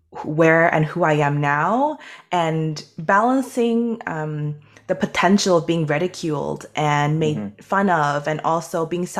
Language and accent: English; Canada; I am a 1.5 generation Chinese Canadian.